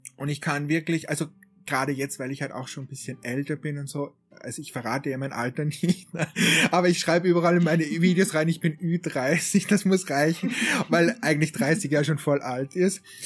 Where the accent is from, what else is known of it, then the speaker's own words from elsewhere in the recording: Austria; ich bin ja aus Österreich